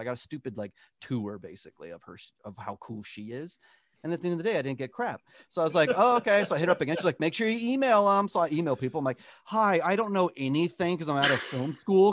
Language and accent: English; San Diego, California, United States; moved away as an adult; also born or lived in Florida; now in Los Angeles, United States; I'm originally from San Diego, went to school at Full Sail.